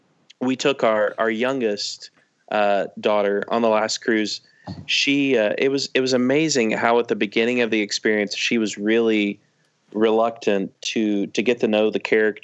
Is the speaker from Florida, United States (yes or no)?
no; Tulsa, Oklahoma, United States; I'm from Tulsa, Oklahoma.